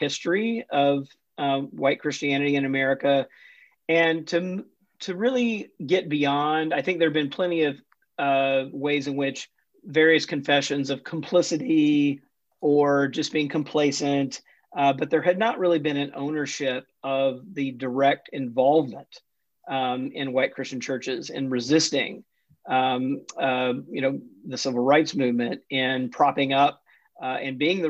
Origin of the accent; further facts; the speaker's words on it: Jackson, Mississippi, United States; also born or lived in Atlanta, Georgia; I grew up Southern Baptist in the Deep South, was born in Atlanta, but grew up mostly in Jackson, Mississippi